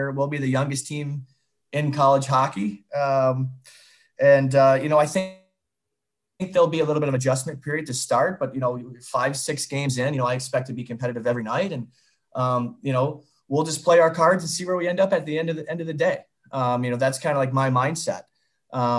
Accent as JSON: {"language": "English", "region": "Northern Michigan", "country": "United States", "moved": "yes", "lives_now": "Tampa, United States", "said": "I'm from Northern Michigan"}